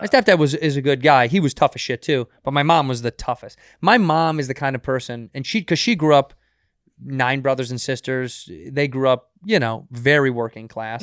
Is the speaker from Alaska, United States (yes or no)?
no; Chicago, Illinois, United States; moved away; Chicago, my hometown